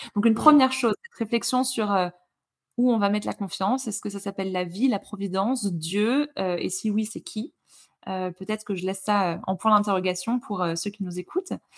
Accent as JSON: {"language": "French", "area": "Lorraine", "region": "Grand Est", "country": "France", "moved": "yes", "said": "je viens de Lorraine à la base"}